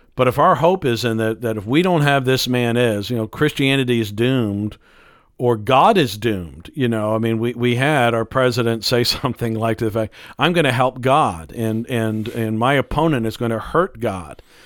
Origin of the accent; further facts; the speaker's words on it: United States; as an American